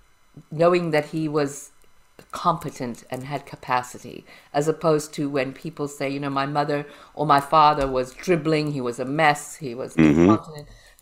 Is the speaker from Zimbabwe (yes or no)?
yes; Harare, Zimbabwe; born there; I'm dark, and I was born in Harare, Zimbabwe.